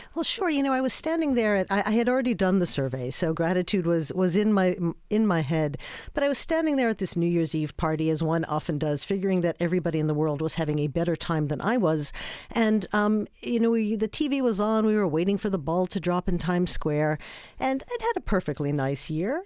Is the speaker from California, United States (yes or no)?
no; New York, United States; I'm from New York